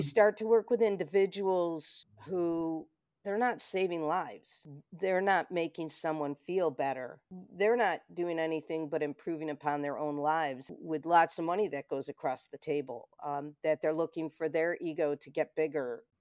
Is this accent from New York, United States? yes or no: yes; Rochester, New York, United States; Born and raised in Rochester